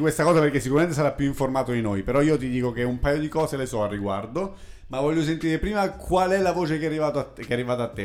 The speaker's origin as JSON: {"language": "Italian", "town": "Pescara", "region": "Abruzzo", "country": "Italy", "tie": "born or raised there", "said": "di Pescara, della mia città natale"}